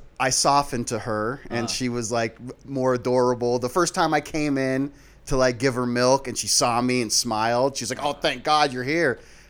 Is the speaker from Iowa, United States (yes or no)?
yes; Des Moines, Iowa, United States; Born in Des Moines, Iowa.